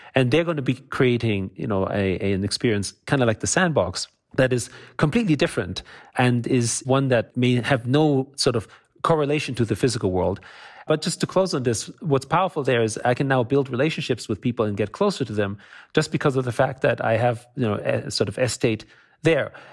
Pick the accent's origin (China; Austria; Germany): Austria; moved away; also born or lived in United States; I grew up in Austria